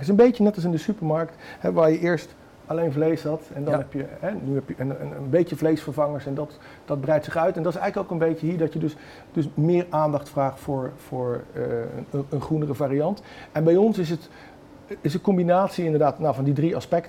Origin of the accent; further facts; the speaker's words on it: North Brabant, Netherlands; ik ben Brabander